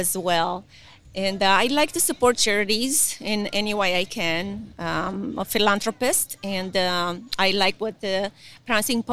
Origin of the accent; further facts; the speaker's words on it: Romania; moved away as an adult; now in United States; I am originally from Romania. I came here about 25 years ago. So I'm Romerican now.